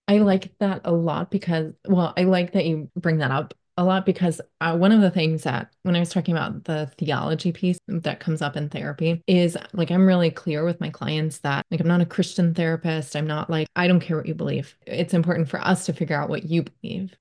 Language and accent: English; Texas, United States; I grew up in Texas.